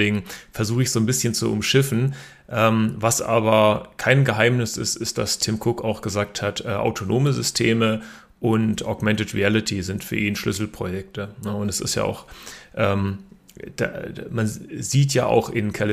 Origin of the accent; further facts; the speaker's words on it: Berlin, Germany; born there; also born or lived in Karlsruhe, Germany; Ich bin sogar selber in Berlin geboren, ähm, habe aber meine Hochschulausbildung in Karlsruhe erhalten.